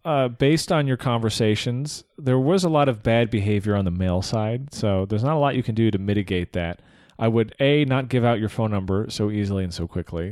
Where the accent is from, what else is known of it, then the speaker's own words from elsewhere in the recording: United States; My Americanness was a problem